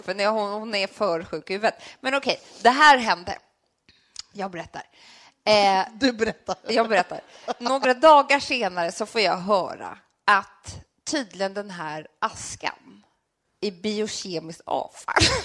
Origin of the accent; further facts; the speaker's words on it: Sweden; also born or lived in Södermalm, Stockholm; vi är från Sverige